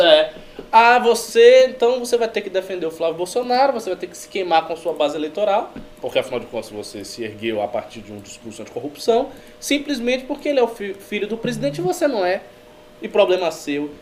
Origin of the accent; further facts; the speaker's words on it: Bahia, Brazil; moved away; Lá na Bahia, de onde eu venho